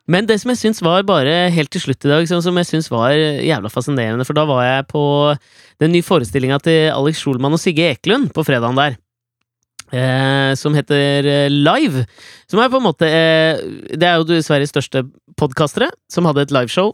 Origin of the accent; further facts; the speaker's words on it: Norway; jeg er norsk